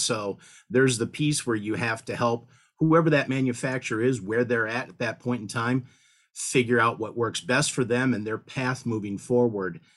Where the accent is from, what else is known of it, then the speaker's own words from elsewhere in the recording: Detroit, Michigan, United States; moved away as an adult; now in Benton Harbor, United States; I grew up in the Detroit metropolitan area